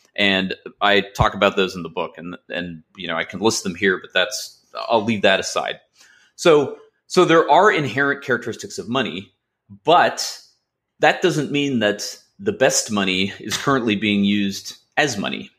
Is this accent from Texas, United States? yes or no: no; Los Angeles, California, United States; also born or lived in Massachusetts; I grew up in Los Angeles